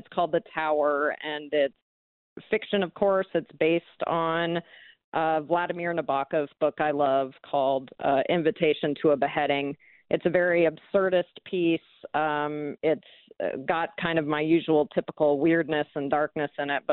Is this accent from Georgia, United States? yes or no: no; Spokane, Washington, United States; moved away; I moved back to my hometown here in Spokane